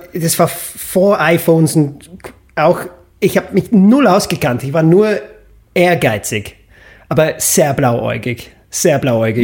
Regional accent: Stratford-upon-Avon, West Midlands, United Kingdom; German is a second language; moved away as an adult; now in Vienna, Austria; meine Heimatstadt ohne die ganzen Touristen zu genießen. Weil Stratford-upon-Avon

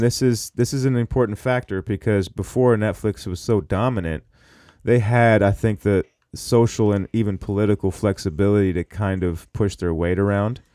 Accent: Seattle, Washington, United States; also born or lived in Minneapolis / Orlando, Florida; I was born in Minneapolis, and I moved to Seattle when I was one

